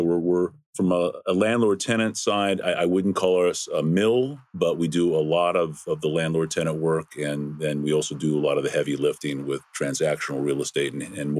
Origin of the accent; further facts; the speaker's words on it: Los Angeles, California, United States; I am a native Angelenan, if that's such a word. Born and raised in Los Angeles. Went to school, both high school, college, and law school in the Los Angeles area.